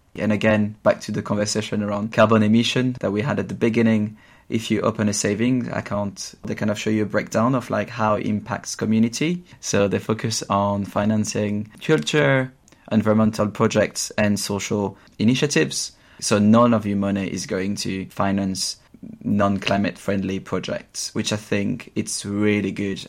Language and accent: English; Champagne region, Grand Est, France; English is a second language; moved away as an adult; now in London, United Kingdom; I grew up in the Champagne region in France where I spent my first 20 years